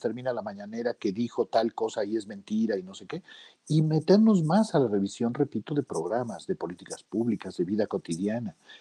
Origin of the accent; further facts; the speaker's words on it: Arcelia, Guerrero, Mexico; en mi pueblo, en Arcelia Guerrero